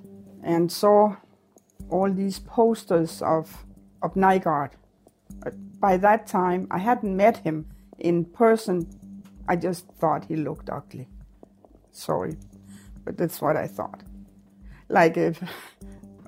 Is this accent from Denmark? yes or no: yes; Denmark; moved away as an adult; also born or lived in Winnipeg, Canada